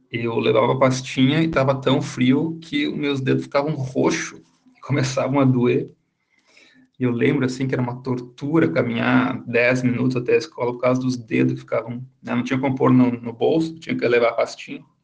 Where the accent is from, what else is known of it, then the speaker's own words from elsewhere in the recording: Caxias do Sul, Rio Grande do Sul, Brazil; crescendo em Caxias, que fica na Serra Gaúcha, e que é um lugar muito frio.